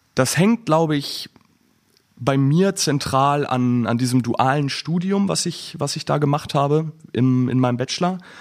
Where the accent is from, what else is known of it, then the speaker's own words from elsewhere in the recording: Bielefeld, North Rhine-Westphalia, Germany; moved away as an adult; now in Flensburg, Germany; ich bin 25 Jahre alt, ich komme aus Bielefeld ursprünglich